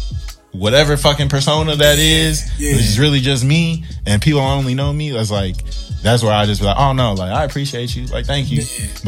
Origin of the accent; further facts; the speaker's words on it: Columbus, Ohio, United States; moved away as an adult; now in Nashville, United States; I'm originally from Columbus, Ohio.